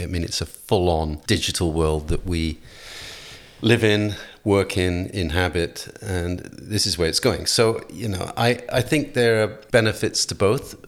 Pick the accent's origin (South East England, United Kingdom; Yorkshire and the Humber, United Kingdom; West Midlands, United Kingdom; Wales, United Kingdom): Wales, United Kingdom; moved away; also born or lived in London; to come from Wales